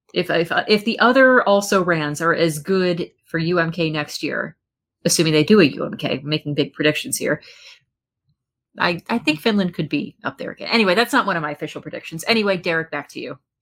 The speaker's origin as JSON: {"language": "English", "country": "United States", "said": "as an American fan"}